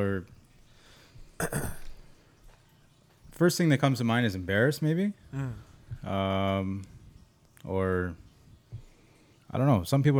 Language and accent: English; Toronto, Ontario, Canada; I grew up in Regent Park downtown.